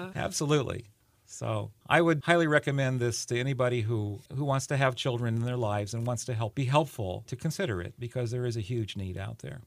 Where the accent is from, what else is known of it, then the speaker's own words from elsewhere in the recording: California, United States; moved away; I grew up in California